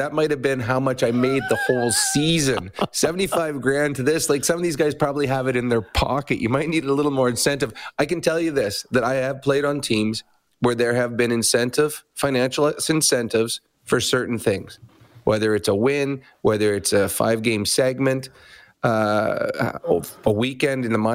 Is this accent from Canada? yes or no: yes; Edmonton, Alberta, Canada; Edmonton, my hometown